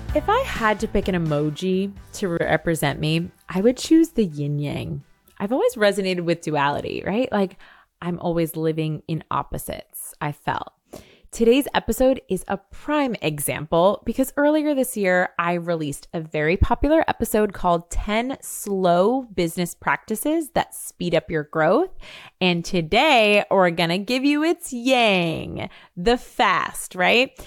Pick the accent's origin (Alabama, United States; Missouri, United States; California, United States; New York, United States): New York, United States; also born or lived in Seville, Spain; I'm a New Yorker